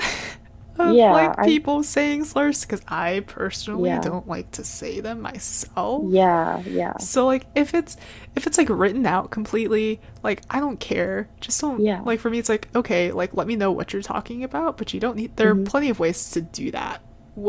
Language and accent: English; Portland, Oregon, United States; growing up in Portland